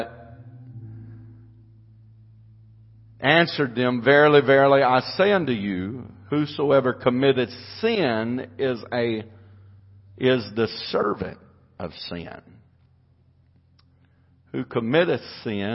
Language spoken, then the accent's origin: English; United States; I am an American